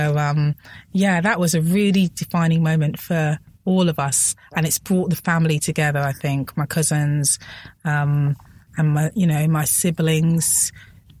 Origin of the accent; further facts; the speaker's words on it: Coventry, West Midlands, United Kingdom; we're all from Coventry